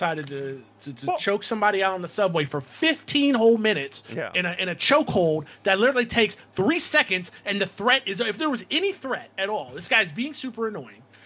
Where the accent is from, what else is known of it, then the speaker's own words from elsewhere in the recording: Florida, United States; moved away; I'm from Florida